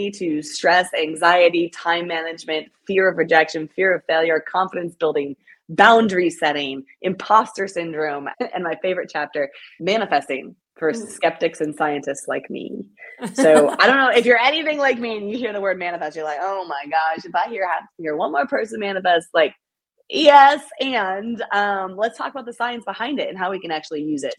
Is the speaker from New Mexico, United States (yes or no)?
no; Greenville, South Carolina, United States; to do this event in my hometown, which is really special